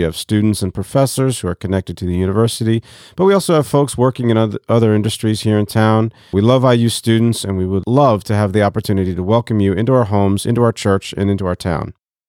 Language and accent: English; DR Congo; also born or lived in Côte d’Ivoire; now in Bloomington, United States; I grew up overseas. My parents are missionaries, so I grew up in West and Central Africa, mostly in the Democratic Republic of the Congo and in the Ivory Coast.